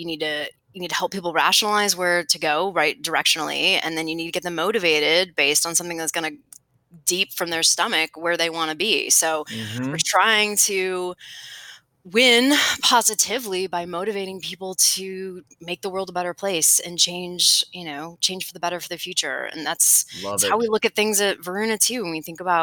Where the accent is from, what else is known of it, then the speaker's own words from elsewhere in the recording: Cleveland, Ohio, United States; moved away as an adult; now in Austin, United States; I'm actually from Cleveland, Ohio